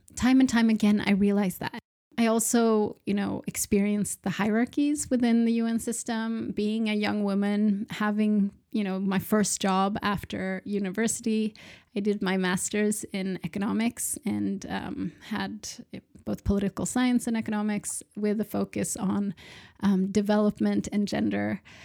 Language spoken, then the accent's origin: English; Sweden; also born or lived in Malmö, Sweden; So I am from Sweden. I'm based in Malmö in the south of Sweden.